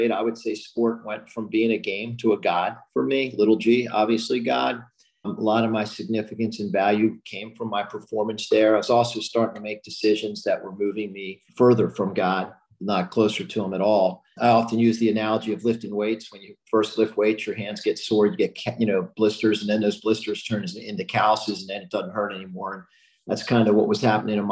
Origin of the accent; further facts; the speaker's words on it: Baltimore, Maryland, United States; also born or lived in Philadelphia; Born in Philadelphia, grew up in Baltimore